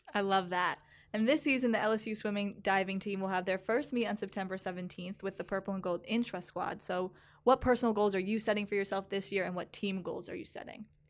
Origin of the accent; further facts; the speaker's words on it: New Jersey, United States; moved away as an adult; now in Louisiana, United States; I am from New Jersey, so coming down here last year was a huge culture shock for me